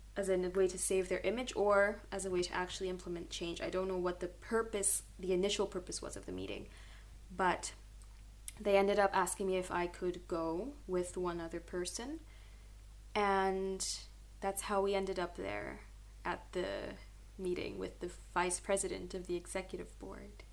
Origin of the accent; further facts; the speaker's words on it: Curaçao; moved away as an adult; now in Groningen, Netherlands; I grew up in Curacao